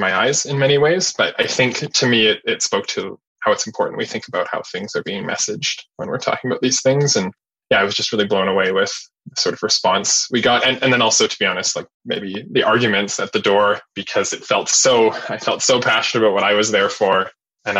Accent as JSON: {"language": "English", "town": "Winnipeg", "region": "Manitoba", "country": "Canada", "tie": "born or raised there", "said": "I grew up in West Winnipeg and I'm more familiar with that and living in the West End now"}